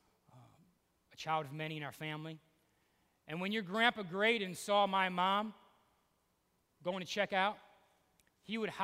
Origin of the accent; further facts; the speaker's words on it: Cleveland, Ohio, United States; moved away; Dude, Ohio, Cleveland, I'm from Cleveland.